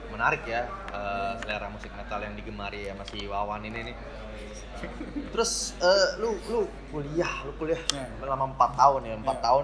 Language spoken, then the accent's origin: Indonesian; Tangerang, Banten, Indonesia; now in Malang, Indonesia; apalagi kita merantau dari Jakarta gue dari Tangerang